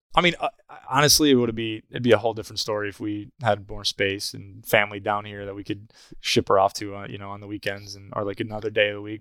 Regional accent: Clarkston, Michigan, United States; moved away; Clarkson, Michigan, where I grew up

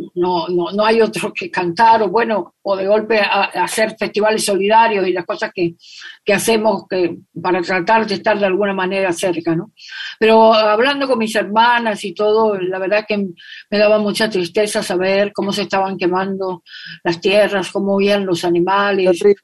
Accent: Corrientes, Argentina; Yo nací en la ciudad de Corrientes, en la capital de la provincia de Corrientes

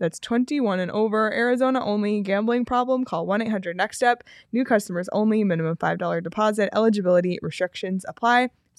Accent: Canada; especially growing up in Canada, you know, you just, when you start playing hockey, you have this whole path mentally for yourself.

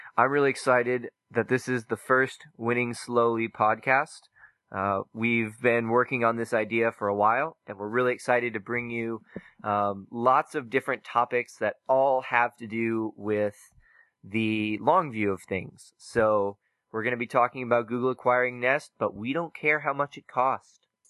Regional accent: Oklahoma, United States; moved away; I'm from Oklahoma originally

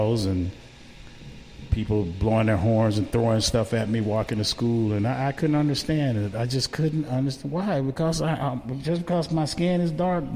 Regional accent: Kissimmee, Florida, United States; I grew up in Kissimmee, Florida, Osceola County, USA

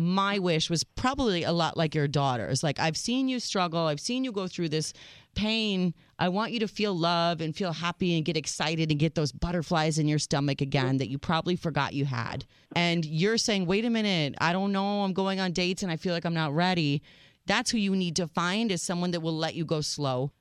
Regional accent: United States

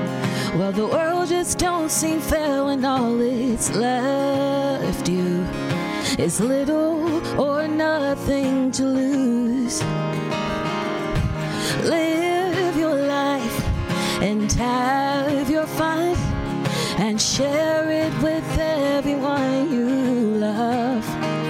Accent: Baltimore, Maryland, United States; now in Nashville, United States; Baltimore, Maryland.

